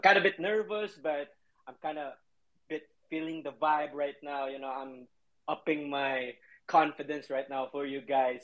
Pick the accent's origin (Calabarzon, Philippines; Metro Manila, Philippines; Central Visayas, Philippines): Central Visayas, Philippines; Cebu City; now in Manila, Philippines; I was born in Cebu, it's the central part of um, Philippines